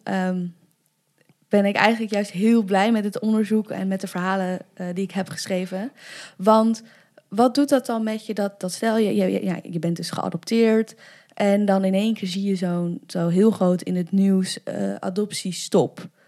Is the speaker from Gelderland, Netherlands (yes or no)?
yes; Arnhem, Gelderland, Netherlands; also born or lived in China; ik ben in Arnhem opgegroeid